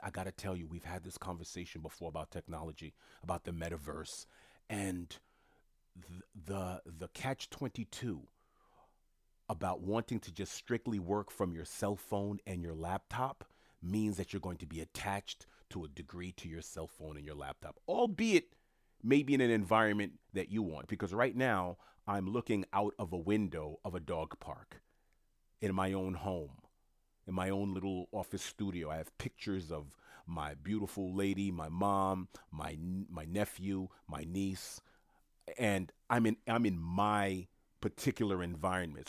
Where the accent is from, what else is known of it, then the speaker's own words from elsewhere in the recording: New York, United States; a New Yorker who's born and raised in New York